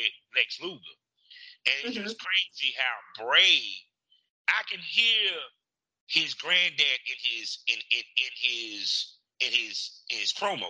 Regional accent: North Carolina, United States; born or raised there

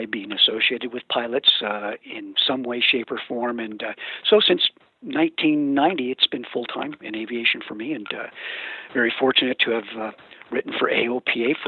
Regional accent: Northern California, United States; I grew up in Northern California

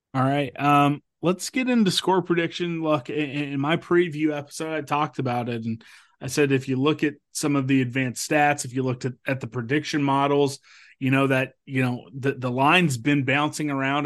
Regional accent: Topeka, Kansas, United States; now in Johnson County, United States; I come from Topeka

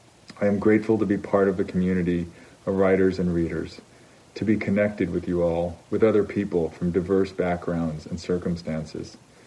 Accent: California, United States; having been born and raised in California and lived here almost my entire life, including going to California public schools all the way up to and including UC Berkeley.

